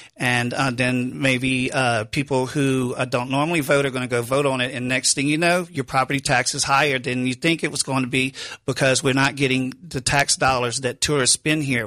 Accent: Baton Rouge, Louisiana, United States; moved away as an adult; now in New Orleans, United States; I'm from Baton Rouge originally. I moved here after the flood in Baton Rouge

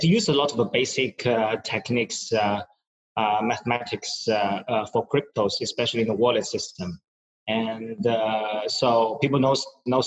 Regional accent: China; moved away as an adult; also born or lived in New York, United States / New Jersey, United States; now in Singapore; Originally from China

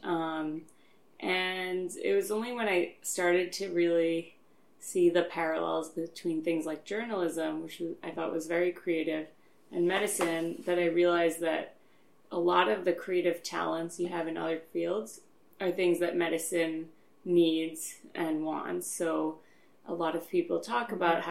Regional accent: Long Island, New York, United States; now in Philadelphia, United States; originally from Long Island.

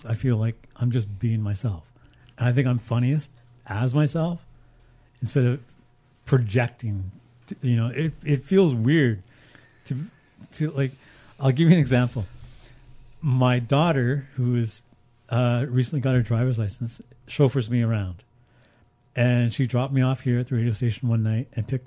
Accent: Haida Gwaii, British Columbia, Canada; moved away; also born or lived in Houston, British Columbia / Vancouver; I'm from Haida Gwaii.

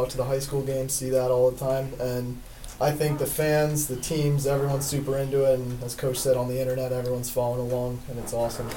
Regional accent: Pelham, United States; moved away; I'm originally from Pelham, so that's a big hockey town

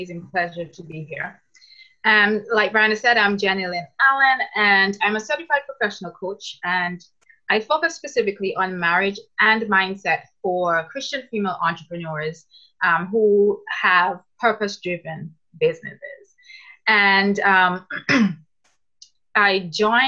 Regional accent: Antigua & Barbuda; now in Canada; I'm originally from Antigua, but I'm now living in Canada.

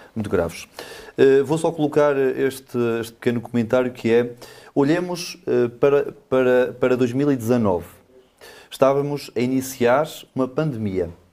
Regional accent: Vidago, Norte, Portugal; moved away as an adult; now in Alijó, Portugal; Vidago, eh, a minha terra, as minhas origens

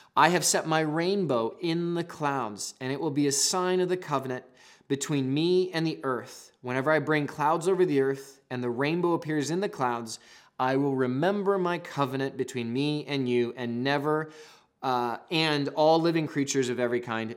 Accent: the Northwest, Pacific Northwest, United States; I'm from the Northwest

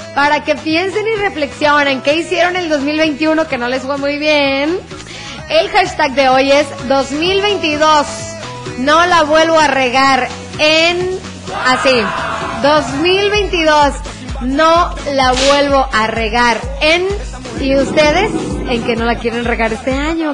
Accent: San José de Gracia, Jalisco, Mexico; soy de San José de Gracia, Jalisco

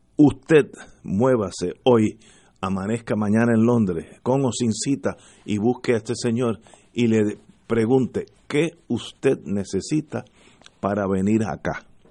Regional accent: Puerto Rico; todos somos puertorriqueños

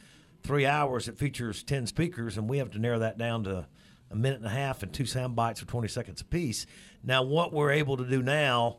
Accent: Florence, Alabama, United States; now in Meridian, United States; I'm a native of North Alabama

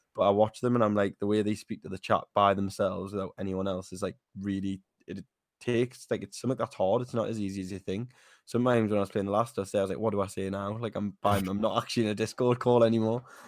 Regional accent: Newcastle, North East England, United Kingdom; I'm twenty-three, I'm from Newcastle

